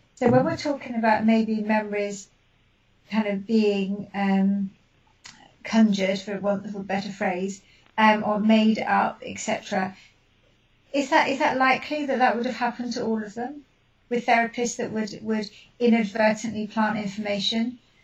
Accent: United Kingdom; being British

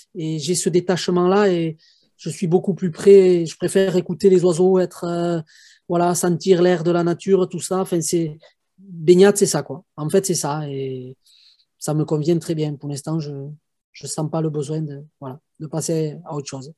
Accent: Haute-Soule, Basque Country, Pyrénées-Atlantiques, Nouvelle-Aquitaine, France; je suis du Pays Basque, dans la province de Haute-Soule, donc dans les Pyrénées-Atlantiques

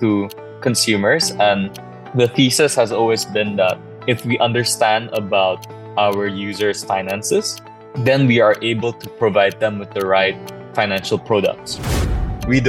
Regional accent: Jakarta, Indonesia; moved away as an adult; also born or lived in Berkeley, United States / Japan / San Francisco, United States; I grew up in Jakarta for the entirety of my life

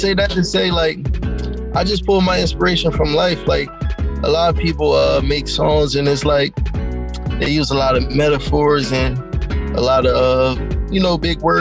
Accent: Camden, New Jersey, United States; I'm from Camden, New Jersey

